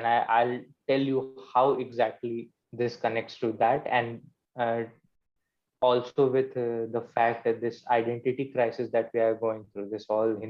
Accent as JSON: {"language": "English", "area": "Kushinagar district", "region": "Uttar Pradesh", "country": "India", "said": "I belong from Kushinagar district."}